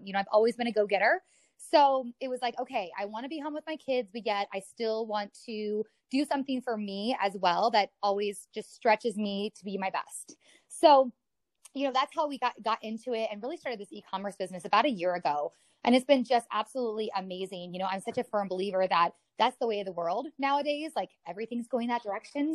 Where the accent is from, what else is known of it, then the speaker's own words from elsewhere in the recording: Colorado, United States; also born or lived in Mississippi / San Diego / Omaha; I've been here since I was like seven years, six years old